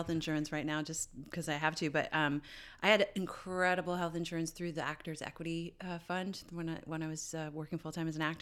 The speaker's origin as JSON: {"language": "English", "country": "Canada", "said": "I'm Canadian"}